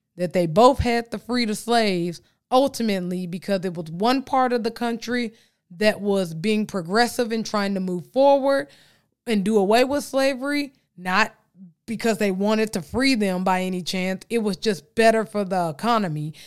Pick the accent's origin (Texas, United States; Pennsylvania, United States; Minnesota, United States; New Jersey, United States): Texas, United States; accent: Texas twang; I'm from Texas.